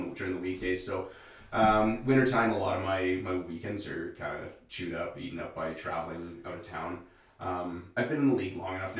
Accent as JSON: {"language": "English", "town": "Sudbury", "region": "Ontario", "country": "Canada", "said": "oh, I'm from Lively, I'm from Sudbury."}